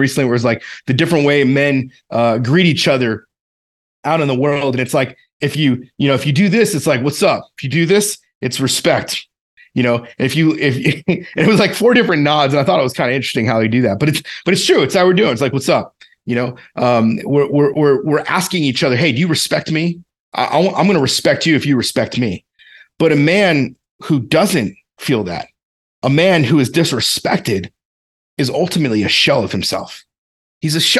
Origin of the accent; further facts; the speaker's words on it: the South, United States; I grew up in the South. It's the way we talked, I guess.